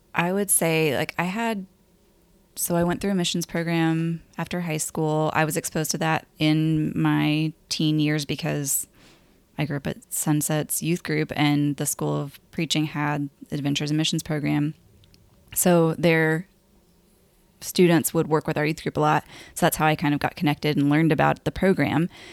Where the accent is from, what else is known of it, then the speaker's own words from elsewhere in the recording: Lubbock, Texas, United States; I grew up in Lubbock, Texas, and born and raised there.